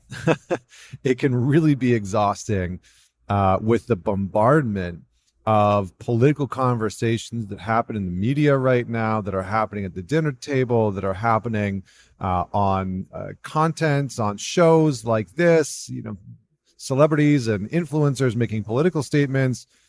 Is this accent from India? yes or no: no; Canada; as a Canadian